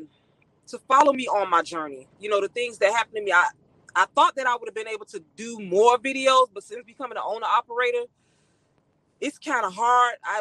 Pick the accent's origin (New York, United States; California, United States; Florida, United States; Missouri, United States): Florida, United States; Miami; now in Texas, United States; I was raised in Overtown, Miami, Florida